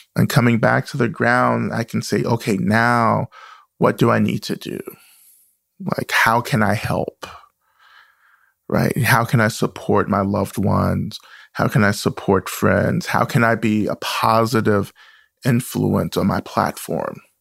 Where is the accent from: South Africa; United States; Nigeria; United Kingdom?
United States; the South; born or raised there